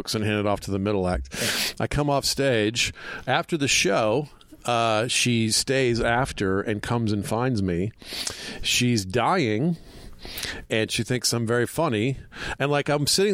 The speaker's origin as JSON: {"language": "English", "town": "Atlanta", "region": "Georgia", "country": "United States", "said": "I'm from Atlanta, so my early stand-up days were driving around the South"}